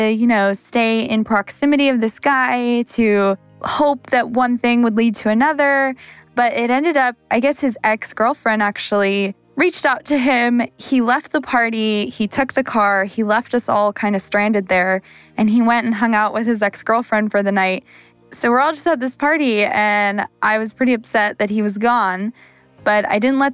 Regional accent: Santa Maria, California, United States; I'm from Santa Maria, California

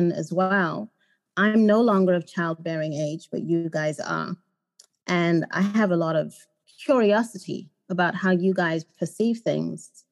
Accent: Zimbabwe; now in United States; I grew up in Zimbabwe

